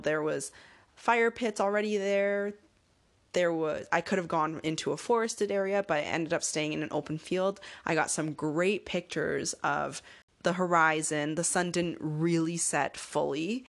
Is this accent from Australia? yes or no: no; Canada; I'm Canadian